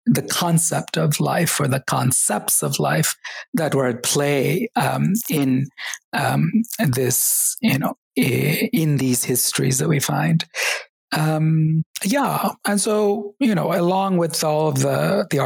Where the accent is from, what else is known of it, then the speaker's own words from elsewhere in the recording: Kerala, India; born there; English is a second language; even though I was born in Kerala, I had forgotten Malayalam, um, the language of the state.